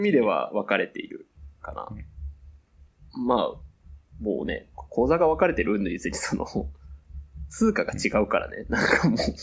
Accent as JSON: {"language": "Japanese", "region": "Fukuoka", "country": "Japan", "tie": "born or raised there", "said": "地元の福岡"}